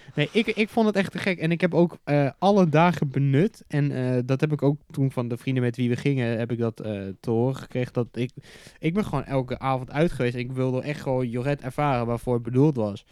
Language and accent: Dutch; Netherlands; als Nederlander